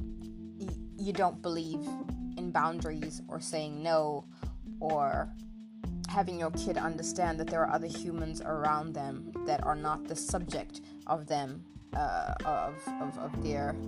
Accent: South Africa; moved away as an adult; when I initially left South Africa to walk abroad many years ago

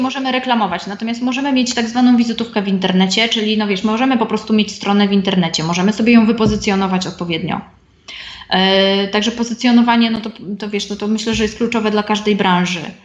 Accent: Silesian Voivodeship, Poland; moved away as an adult; also born or lived in Warsaw; Ja pochodzę ze Śląska, y, na studia dostałam się do Warszawy

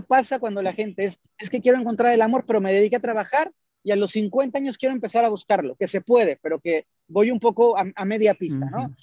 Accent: Mexico; en los templos mayas de Palenque, en Chiapas, en mi país

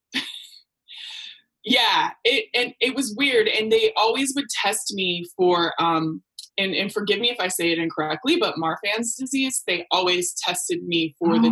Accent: Portland, Oregon, United States; moved away as an adult; also born or lived in Beaverton, Oregon; now in Oakland, United States; Portland raised me

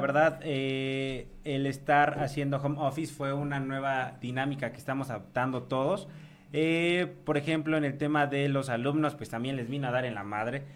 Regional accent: Mexico; lo que estamos generando como mexicanos

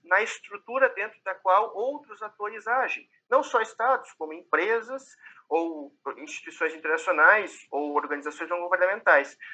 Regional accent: Brazil; accent: Brazilian; now in Portugal

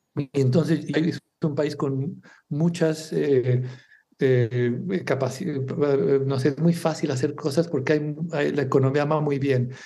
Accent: Mexico; moved away as an adult; also born or lived in England / Singapore / Spain; now in Barcelona, Spain; soy mexicano

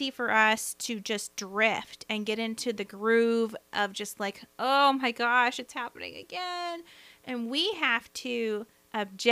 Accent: the South, United States; accent: Southern; my Southern accent

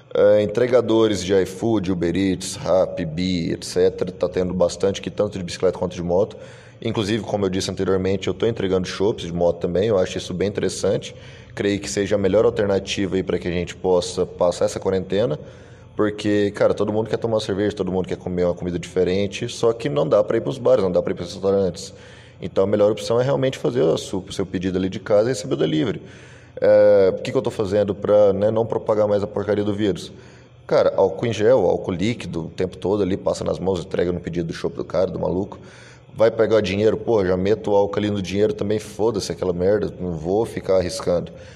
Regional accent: Goiânia, Goiás, Brazil; also born or lived in Santa Catarina; eu sou natural de Goiânia, Goiás, e estava morando em Santa Catarina

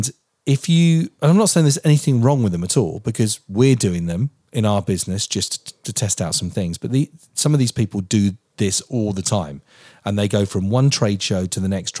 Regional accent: Portsmouth, South East England, United Kingdom; I'm from Portsmouth

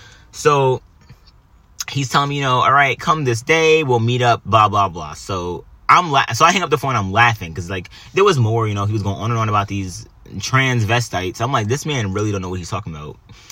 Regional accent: New York, United States; I'm Italian, I'm Puerto Rican, you know? I don't do that. You know, we don't do, I grew up, I grew up in New York, man.

